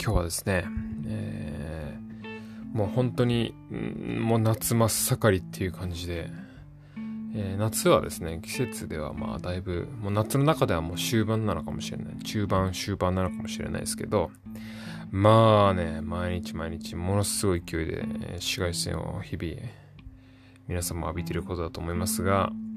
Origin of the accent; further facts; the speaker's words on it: Tokyo, Japan; also born or lived in Chiba; 僕の地元も、そこの、あの、今言った、そこの、行き先によって値段が違うバスも、それ同じ東京